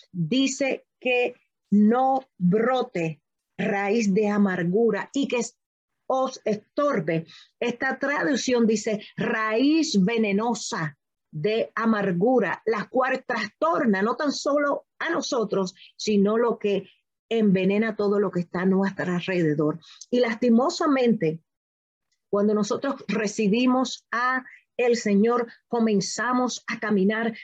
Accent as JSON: {"language": "Spanish", "country": "Puerto Rico", "said": "yo soy puertorriqueña"}